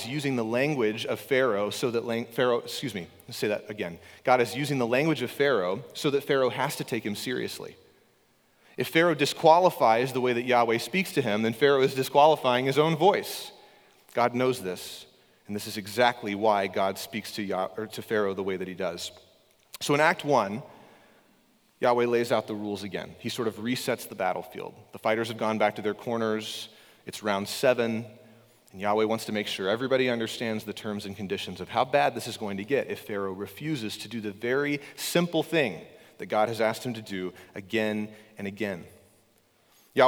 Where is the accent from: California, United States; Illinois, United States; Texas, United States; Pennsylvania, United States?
Texas, United States; Northeast; moved away as an adult; also born or lived in Kentucky; now in Alaska, United States; I grew up in Northeast Texas